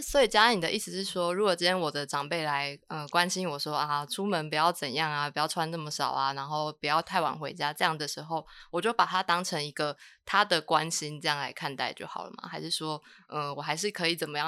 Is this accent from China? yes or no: no; Taiwan; 我们台湾人比较没有那么重口味